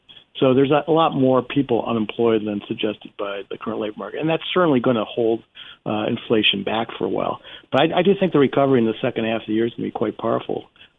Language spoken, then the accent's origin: English; Cranford, New Jersey, United States; I mean, in my hometown, Cranford, New Jersey, two of the major restaurants have gone out of business.